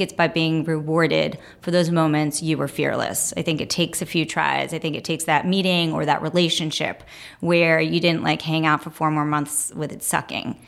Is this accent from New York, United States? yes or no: yes; New York City, New York, United States; I grew up here. I grew up in Brooklyn